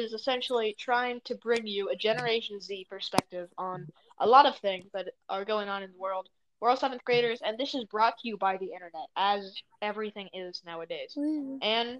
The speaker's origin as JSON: {"language": "English", "country": "United States", "said": "I'm also a 7th grader. Heck, we're all 7th graders. I'm from the United States."}